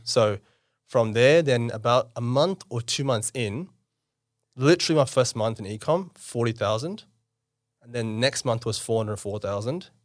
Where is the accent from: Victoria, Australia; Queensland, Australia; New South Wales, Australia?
New South Wales, Australia; Campbelltown; born or raised there; also born or lived in India / South Auckland, New Zealand